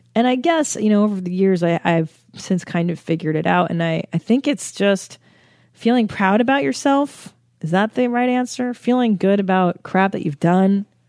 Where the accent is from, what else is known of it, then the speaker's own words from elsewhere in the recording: United States; I'm an American